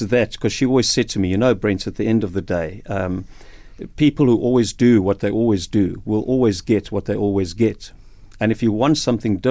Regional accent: Cape Town, Western Cape, South Africa; moved away as an adult; also born or lived in Beaufort West; I'm from Cape Town

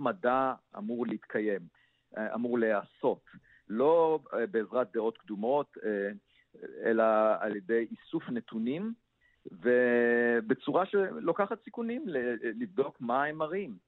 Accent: Israel; כיוון שנולדתי במושב

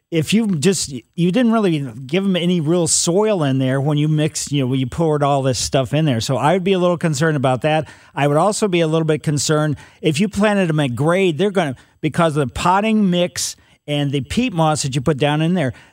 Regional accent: Ellisville, Missouri, United States; I grew up in Ellisville, so I know about the soils in West County

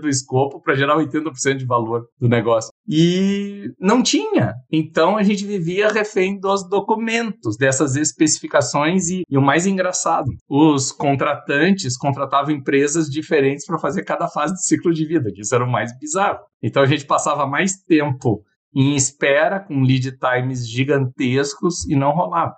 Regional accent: Porto Alegre, Rio Grande do Sul, Brazil; moved away as an adult; also born or lived in São Paulo; eu sou de Porto Alegre, mas eu estava fazendo mestrado na Universidade de São Paulo

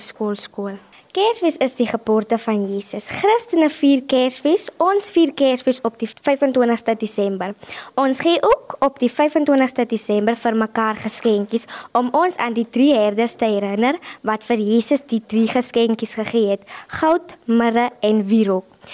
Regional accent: Concordia, South Africa; Ek is graad 6 en ek is van Concordia

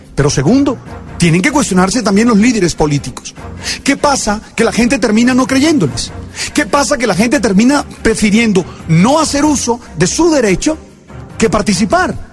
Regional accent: Colombia; nosotros como colombianos

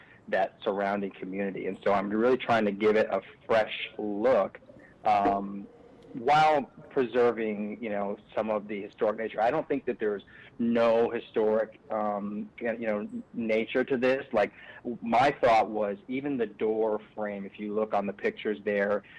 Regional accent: Kalamazoo, Michigan, United States; moved away; I'm from the Kalamazoo area

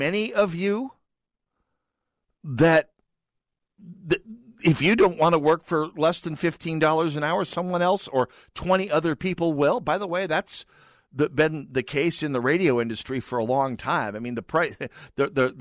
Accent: Jamestown, North Dakota, United States; moved away; my hometown of Jamestown, North Dakota

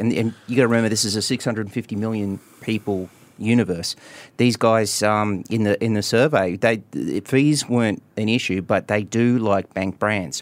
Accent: Queensland, Australia; my home state of Queensland

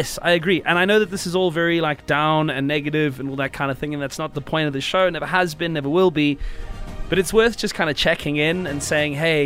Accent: South Africa; as South African people

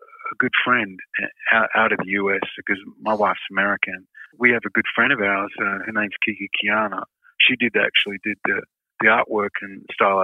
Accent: Perth, Western Australia, Australia; when I was a little kid and I grew up in Perth

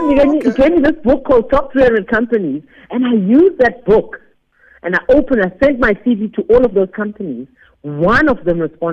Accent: Eastern Cape, South Africa; also born or lived in Grahamstown; We're from the Eastern Cape.

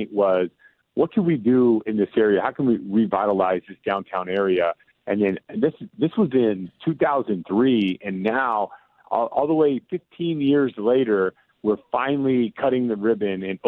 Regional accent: Enumclaw, Washington, United States; moved away as an adult; also born or lived in Boston; I grew up in Enumclaw, played basketball, went to Highline Community College

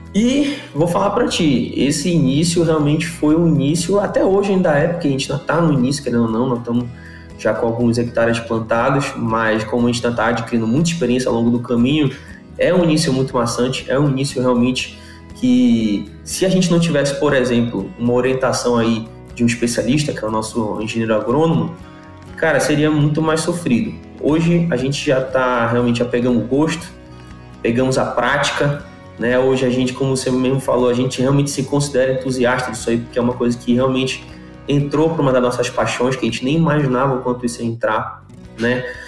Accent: Belém, Pará, Brazil; Eu sou de Belém

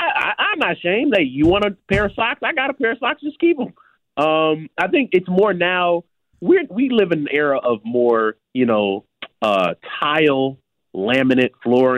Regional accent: Chicago, Illinois, United States; Like, I know as a Chicagoan, the L is a part of our Chicago culture.

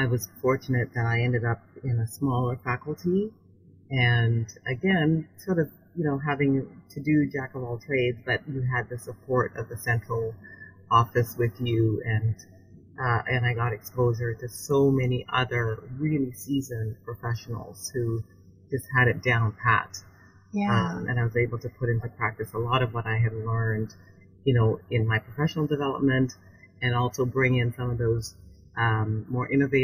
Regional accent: Canada; moved away as an adult; also born or lived in Vancouver, Canada / Toronto, Canada; now in Washington, D.C., United States; I'm from Canada.

